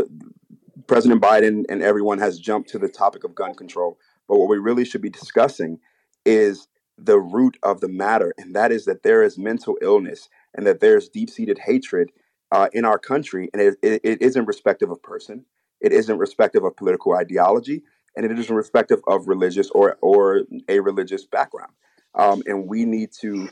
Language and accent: English; Chicago, Illinois, United States; I grew up in Chicago